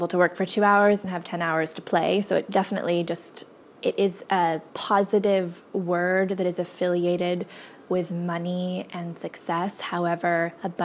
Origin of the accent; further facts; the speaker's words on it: Canada; also born or lived in Whitehorse, Yukon / Nelson, British Columbia; We grew up in White Horse in a little cabin